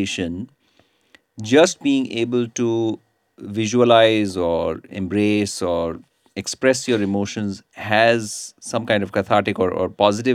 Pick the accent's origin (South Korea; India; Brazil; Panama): India; moved away as an adult; also born or lived in United States / Texas; now in Australia; I grew up in India, spent about 20 years in the United States, and now I'm a resident of Australia